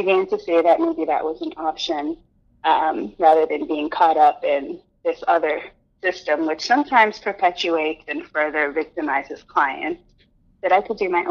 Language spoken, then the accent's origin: English; Houston, Texas, United States; I'm originally from Texas, I was born close to the border and was raised in Houston